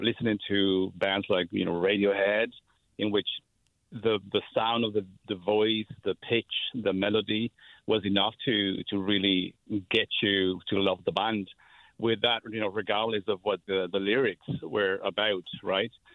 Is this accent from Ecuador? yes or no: yes; Ecuador; English is a second language; now in San Francisco, United States; So I am originally from Ecuador, and I grew up, uh, without speaking any English.